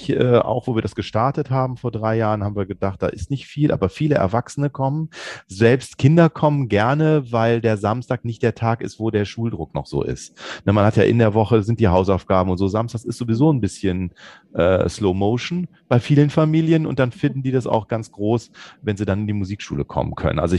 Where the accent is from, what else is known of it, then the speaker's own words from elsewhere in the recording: Bonn, North Rhine-Westphalia, Germany; Also es ist ja, wir kommen aus Bonn. In Bonn ist eigentlich eine recht gute Kundschaft.